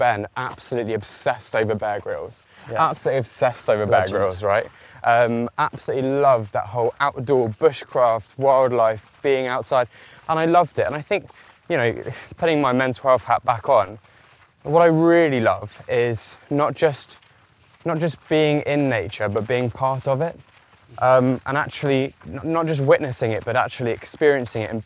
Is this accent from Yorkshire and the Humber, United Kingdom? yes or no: no; Kent, South East England, United Kingdom; I grew up in Kent, so middle of nowhere, trees, fields, whatever are all around us.